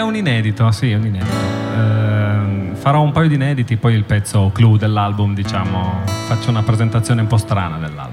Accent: Pinerolo, Piedmont, Italy; accent: Pinerolo; io vengo, forse si sente un po' dall'accento, dalle parti di Pinerolo

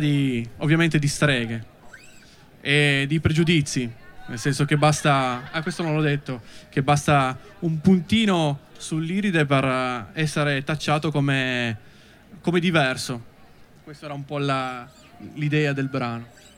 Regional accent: Bussoleno, Piedmont, Italy; Noi siamo di Bussoleno

